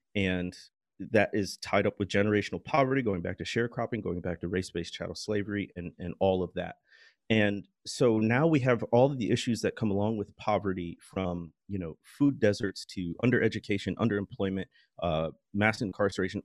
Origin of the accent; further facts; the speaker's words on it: Midwest, United States; I grew up in the Midwest